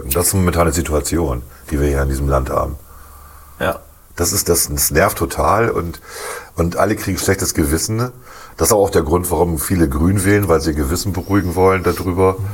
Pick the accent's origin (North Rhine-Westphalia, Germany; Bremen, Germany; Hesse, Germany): Bremen, Germany